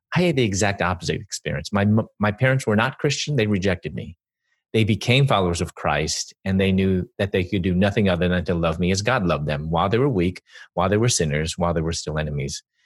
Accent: Chicago, Illinois, United States; moved away as an adult; also born or lived in Louisville / Atlanta; I'm from Chicago, and I moved from Chicago to Louisville

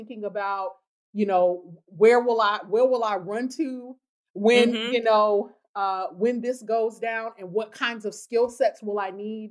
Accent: the South, United States; I come from Southern people

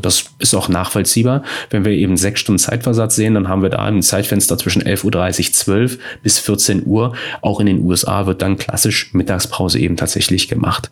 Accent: Germany; wir als Deutsche

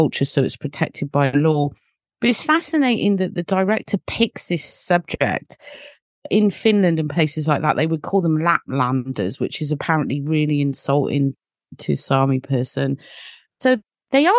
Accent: United Kingdom; I'm British

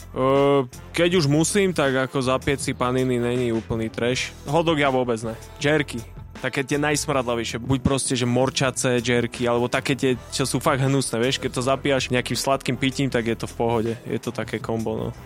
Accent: Bratislava, Bratislava Region, Slovakia; ja som tam prežil mladosť

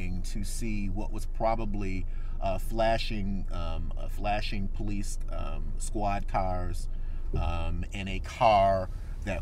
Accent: Detroit, Michigan, United States; I'm a lifelong resident who still lives in the city, anything can happen in any neighborhood, certainly in my hometown in Detroit

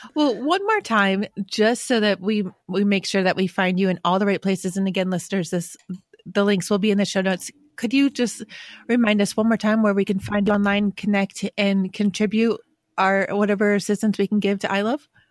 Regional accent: Western New York, United States; I grew up in Western New York

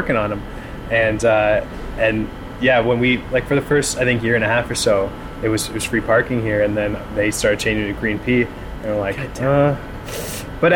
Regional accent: Toronto, Ontario, Canada; I'm originally from the West End

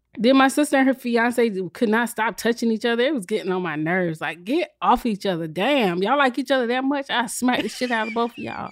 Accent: South Carolina, United States; I'm from South Carolina

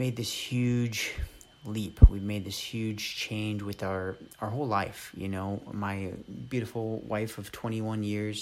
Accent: Los Angeles, California, United States; moved away as an adult; also born or lived in San Diego / Berkeley / Oakland; now in Texas, United States; I'm a California native, you know, born and raised in Los Angeles, and then moved down to San Diego when I was about 13

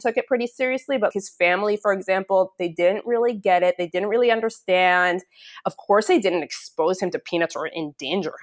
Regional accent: United States; moved away as an adult; now in Israel; I am American

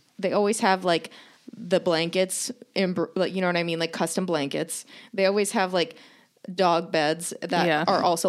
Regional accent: Texas, United States; It's like, no, I'm from Texas.

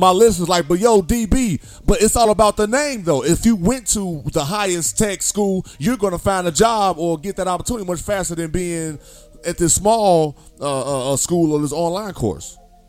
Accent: Gary, Indiana, United States; moved away as an adult; also born or lived in Corpus Christi, Texas; growing up in Gary, it was strictly black.

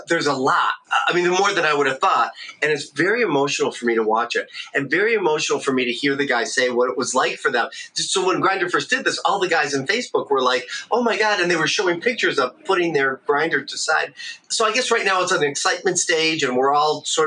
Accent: Detroit, Michigan, United States; I'm from Michigan, Detroit, Michigan, in the Midwest here

